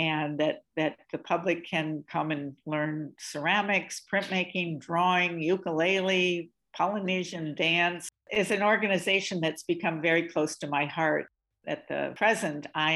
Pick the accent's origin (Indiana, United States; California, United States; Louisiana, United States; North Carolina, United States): Indiana, United States; Evansville; moved away; also born or lived in Bay Area / San Pedro; I was raised in the Midwest. I'm from Evansville, Indiana, which is where I spent most of my life.